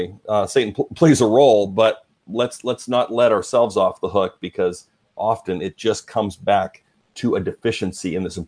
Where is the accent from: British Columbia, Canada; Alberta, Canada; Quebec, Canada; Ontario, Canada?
Alberta, Canada; I'm Canadian. So I grew up in Alberta, Canada, pastor's kid, grew up in the church, going to church like four times a week.